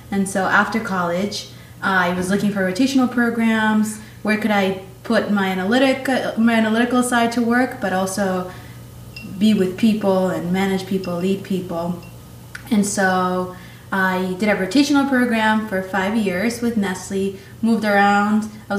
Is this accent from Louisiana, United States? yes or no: no; Queens, New York, United States; also born or lived in Manizales, Colombia; And when I turned 12, right before I turned 12, my family moved to New York City, to Queens. So that's where I grew up.